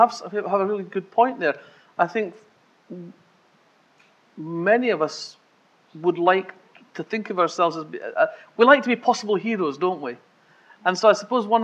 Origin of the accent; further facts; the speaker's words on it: Scotland, United Kingdom; I'm Scottish